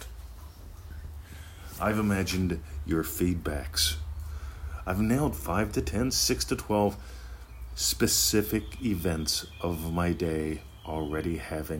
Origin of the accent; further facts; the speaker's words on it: Scottdale, Pennsylvania, United States; my hometown, Scottsdale, Pennsylvania